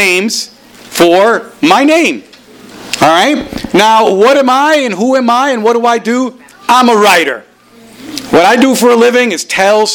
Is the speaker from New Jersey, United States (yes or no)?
yes; New Jersey, United States; English is a second language; also born or lived in Caribbean island; when I was 6 years old, my family moved to New Jersey.